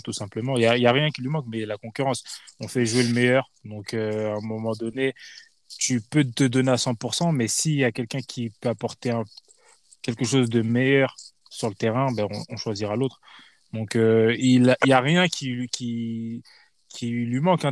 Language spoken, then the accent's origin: French; Paris, Île-de-France, France; en tant que Parisien